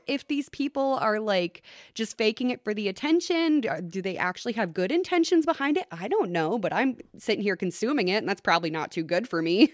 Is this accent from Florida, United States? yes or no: no; Long Prairie, Minnesota, United States; I grew up in Long Prairie. I'm very familiar with the Christie House and that neck of the woods.